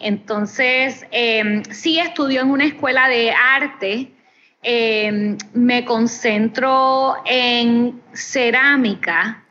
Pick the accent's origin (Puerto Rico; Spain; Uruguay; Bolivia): Puerto Rico